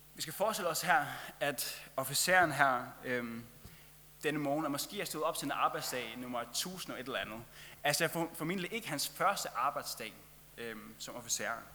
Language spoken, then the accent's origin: Danish; Faroe Islands; moved away; jeg kommer fra Færøerne